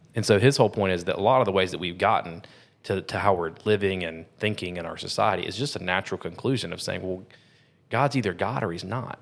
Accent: United States; we're American

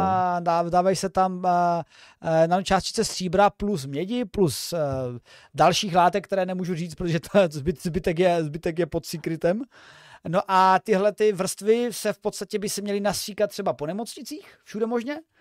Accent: Moravia, Czechia; u nás na Moravě

